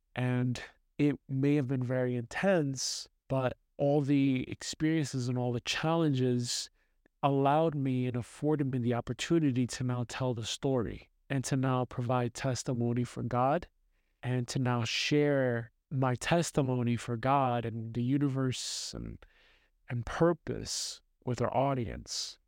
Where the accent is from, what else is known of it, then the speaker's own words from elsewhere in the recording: New York City, New York, United States; moved away as an adult; growing up in Brooklyn, New York, with a single mom